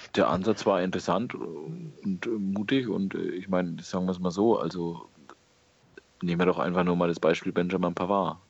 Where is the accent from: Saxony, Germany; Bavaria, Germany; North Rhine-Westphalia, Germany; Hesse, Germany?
Bavaria, Germany; Franconia; ich bin Franke. Bei uns sagt man das nicht so